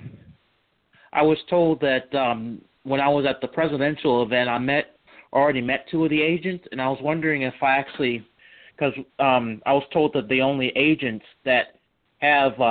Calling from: Charlottesville, Virginia, United States; also born or lived in Washington, D.C.; I'm calling from Charlottesville, Virginia

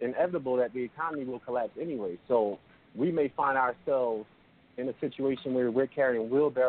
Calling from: Philadelphia, Pennsylvania, United States; I'm just calling. I'm calling from Philly, actually.

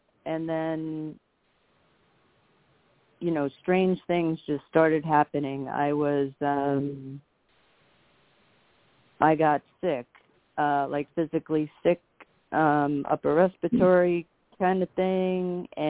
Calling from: Long Island, New York, United States; Island, New York.

